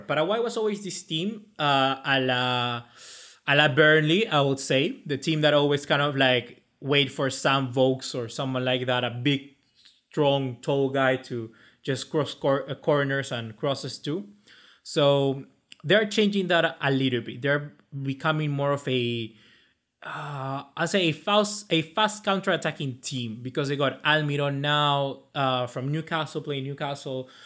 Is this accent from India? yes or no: no; Chile; I'm Chilean by, by nationality. By, I was born in Chile